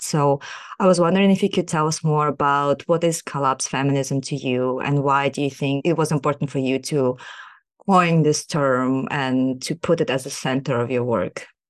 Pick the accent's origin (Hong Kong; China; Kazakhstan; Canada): Kazakhstan; moved away as an adult; now in United States; I am a socially engaged researcher born and raised in Kazakhstan, and I'm currently doing my P H D in sociology in the U S